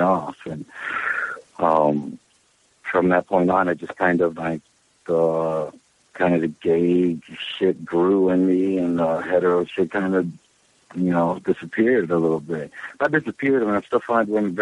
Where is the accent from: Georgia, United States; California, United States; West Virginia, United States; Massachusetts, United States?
West Virginia, United States; Charleston; now in New York City, United States; I was born and raised on the Kanawha River in Charleston, West Virginia, right across from the Capitol